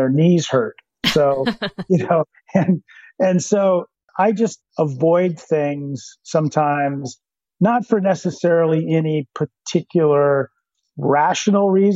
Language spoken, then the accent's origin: English; Hood Canal, Washington, United States; I grew up on the Hood Canal